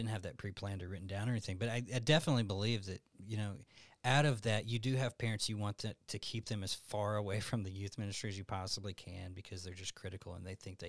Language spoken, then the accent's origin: English; Alabama, United States; now in Tucson, United States; I'm from Alabama.